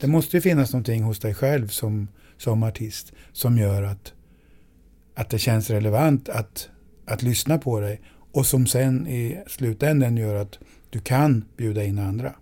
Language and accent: Swedish; Sweden; jag är svensk